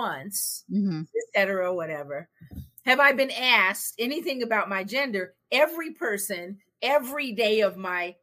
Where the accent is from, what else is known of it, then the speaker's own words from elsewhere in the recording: West Coast, United States; I'm from the West Coast. I got millennial kids